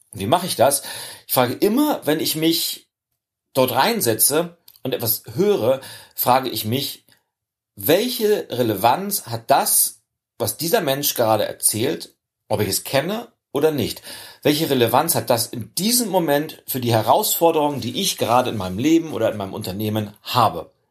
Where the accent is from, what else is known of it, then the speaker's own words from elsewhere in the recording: Germany; weil als, als Deutscher vor einem internationalen Publikum sprechen zu dürfen, ist keine Selbstverständlichkeit